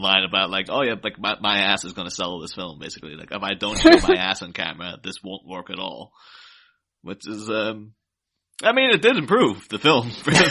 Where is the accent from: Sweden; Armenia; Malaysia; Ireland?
Ireland; I grew up in Ireland, so, like, right next to the UK